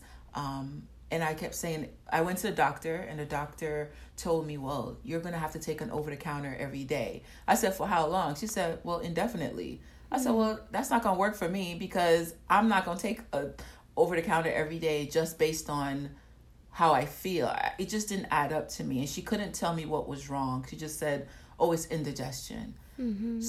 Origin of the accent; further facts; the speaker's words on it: Atlanta, Georgia, United States; also born or lived in Nigeria; I currently live in Atlanta. I've been living in Atlanta for a long time, since I was 8